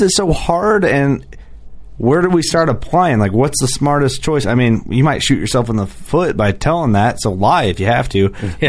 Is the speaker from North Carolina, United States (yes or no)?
no; Illinois, United States; I'm from Illinois.